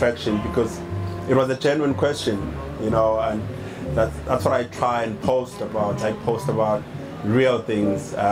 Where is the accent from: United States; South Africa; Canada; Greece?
South Africa; I'm from South Africa, and we have a very turbulent past as a country